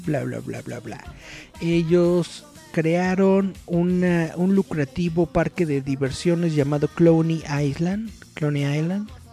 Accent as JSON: {"language": "Spanish", "country": "Mexico", "said": "somos mexicanos, pero hablamos español"}